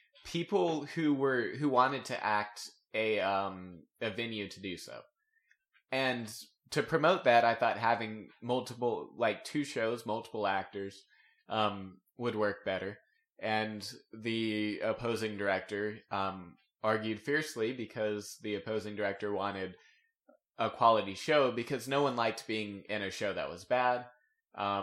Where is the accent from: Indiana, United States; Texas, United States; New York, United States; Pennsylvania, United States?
Texas, United States; I'm from Texas